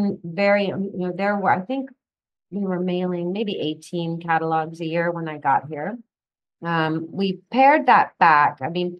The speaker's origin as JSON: {"language": "English", "region": "England", "country": "United Kingdom", "tie": "born or raised there", "said": "You know, growing up in England, I was actually taught to handwrite with a fountain pen in calligraphy. That's how at age 5 or 6, they taught us to write."}